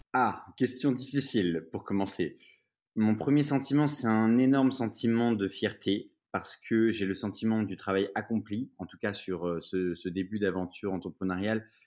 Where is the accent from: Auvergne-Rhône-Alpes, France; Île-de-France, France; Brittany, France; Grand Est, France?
Grand Est, France; Épinal; j'ai grandi en province, à Épinal, donc dans les Vosges